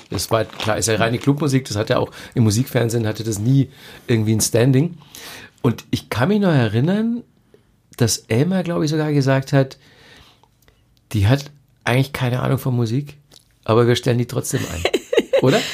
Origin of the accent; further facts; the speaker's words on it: Bavaria, Germany; wir sind ja beide in Bayern aufgewachsen